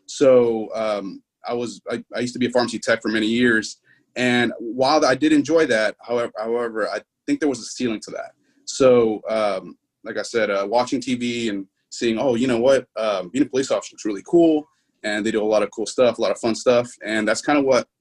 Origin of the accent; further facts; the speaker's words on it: Houston, Texas, United States; also born or lived in Pearland, Texas; born and raised in Houston, Texas